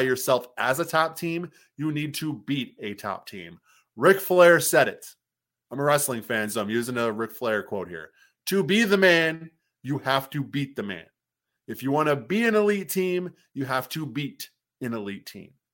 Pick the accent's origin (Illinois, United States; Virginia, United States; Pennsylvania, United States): Illinois, United States; moved away; I'm from Illinois. Grew up a Bulls fan